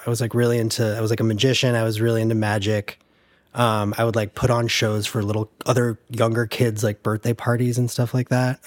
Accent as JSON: {"language": "English", "town": "Tucson", "region": "Arizona", "country": "United States", "tie": "born or raised there", "also_born_or_lived": "Chicago", "moved": "yes", "said": "I grew up in Tucson, Arizona."}